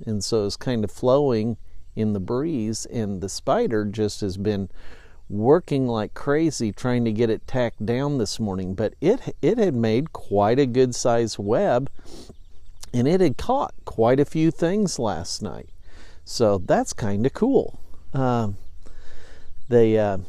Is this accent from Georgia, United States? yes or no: no; Effingham, Illinois, United States; it's my hometown, it's where I grew up